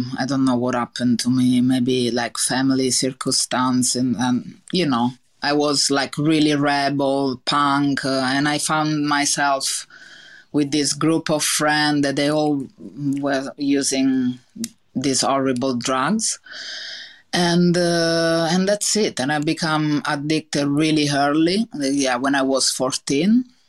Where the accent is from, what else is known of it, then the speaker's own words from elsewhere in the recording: Italy; accent: Italian; English is a second language; because I didn't speak English, and now I have this really big Italian accent that I think is never gonna leave me.